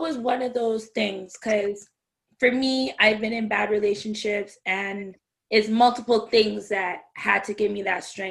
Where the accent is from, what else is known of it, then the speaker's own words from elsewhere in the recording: Canada; also born or lived in Jamaica (ancestry); I'm Jamaican, well, my family's Jamaican, I'm Canadian